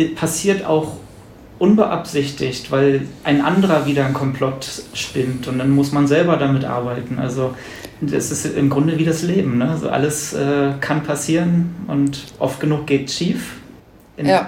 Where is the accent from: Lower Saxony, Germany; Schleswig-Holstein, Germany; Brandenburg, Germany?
Brandenburg, Germany; now in Berlin, Germany; Ich komme aus Brandenburg